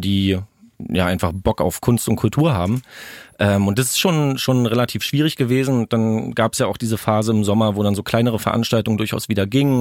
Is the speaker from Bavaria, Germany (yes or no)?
no; Brandenburg, Germany; Ich komme aus Brandenburg